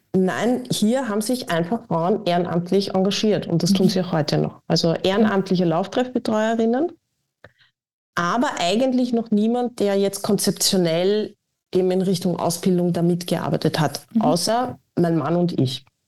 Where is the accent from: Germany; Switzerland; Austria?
Austria; als Österreicherin